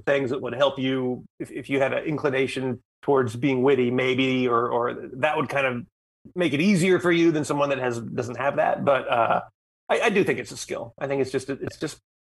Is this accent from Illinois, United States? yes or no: no; Mobile, Alabama, United States; moved away as an adult; also born or lived in Charleston, South Carolina / Louisiana / Orlando, Florida; now in Los Angeles, United States; I was born in Charleston, South Carolina, but moved to Mobile like around the time you would go to grade school. So I did all, grade school through high school.